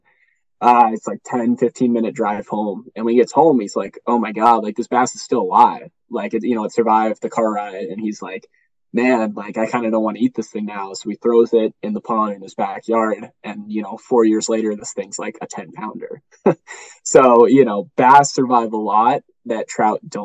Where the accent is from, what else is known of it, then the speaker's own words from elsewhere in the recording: New Hampshire, United States; now in Colorado, United States; I grew up in New Hampshire, grew up on a lake.